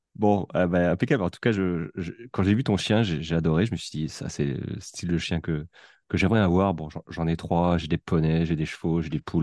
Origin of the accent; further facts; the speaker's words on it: France; ce que nous, Français, on dirait en, en trois phrases